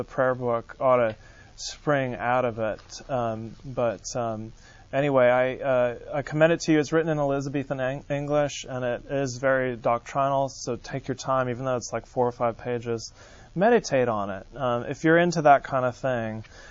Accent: San Francisco, California, United States; moved away; I'm from San Francisco, California

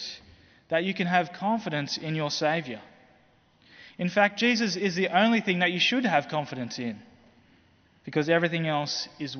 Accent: Australia; as an Australian

